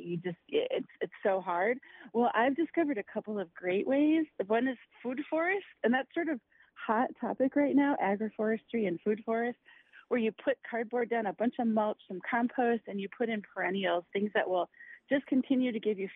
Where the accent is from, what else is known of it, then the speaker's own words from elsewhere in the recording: Wisconsin, United States; now in Florida, United States; I grew up in Wisconsin, where there are farms everywhere